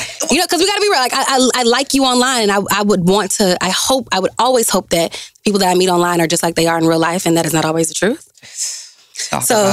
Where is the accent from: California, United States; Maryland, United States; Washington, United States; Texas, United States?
Texas, United States; Dallas; also born or lived in Grambling, Louisiana; I'm from Dallas, Texas